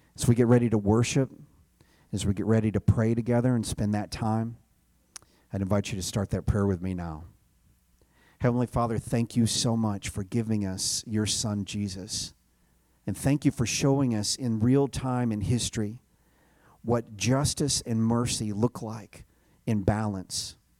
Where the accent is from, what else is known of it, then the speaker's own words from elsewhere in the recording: Chattanooga, Tennessee, United States; I grew up in the South in the shadow of this mountain. It is Look Out Mountain in Chattanooga, Tennessee